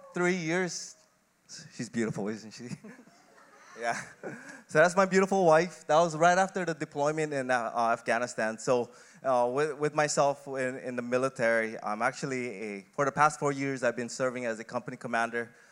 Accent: Kauai, Hawaii, United States; moved away as an adult; also born or lived in Philippines / Oregon; lived on Kauai, had a relatively decent childhood

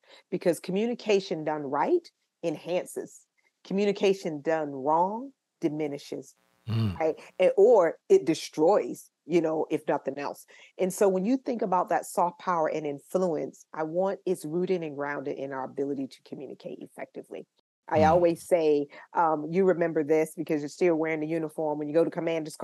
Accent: Tampa, Florida, United States; I'm from Tampa, Florida

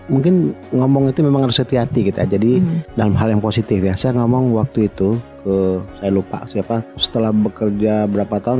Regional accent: Surakarta, Central Java, Indonesia; numpang lahir, besar kami itu bukan besar, masa kecil kami itu di Solo. Saya sulung dari lima bersaudara.

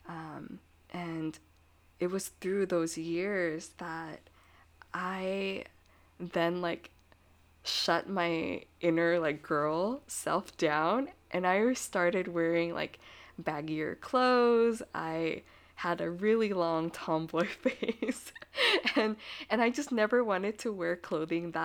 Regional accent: United States; I was born here and I'm American

